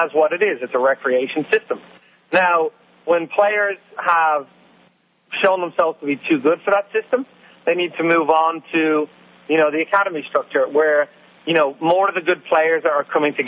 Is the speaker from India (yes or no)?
no; Ireland; moved away; I grew up in Ireland